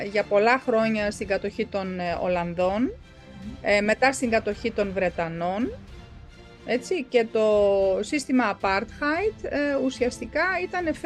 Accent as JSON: {"language": "Greek", "country": "South Africa", "tie": "born there", "said": "Δηλαδή η πατρίδα μου είναι Νότια Αφρική, εφόσον εγώ γεννήθηκα εκεί και δεν έχω πάει ποτέ στην Ευρώπη."}